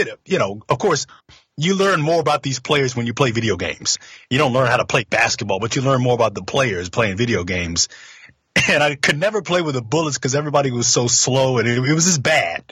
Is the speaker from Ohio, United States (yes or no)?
no; Washington, District of Columbia, United States; also born or lived in Houston; grew up in D.C., in Northeast, still live in Northeast, different house